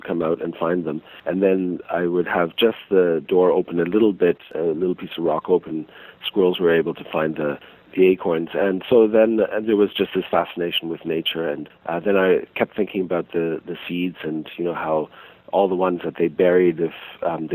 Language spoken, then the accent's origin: English; Toronto, Ontario, Canada; also born or lived in Switzerland / Montreal, Canada; now in Salt Spring Island, Canada; over time we ended up moving to Montreal and then to Toronto, and in Toronto we lived in a very urban area